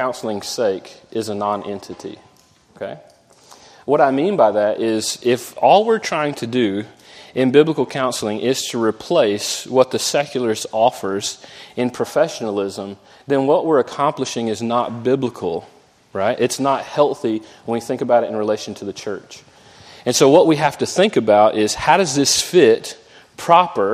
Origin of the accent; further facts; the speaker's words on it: Jacksonville, Florida, United States; moved away; I grew up in Jacksonville, Florida.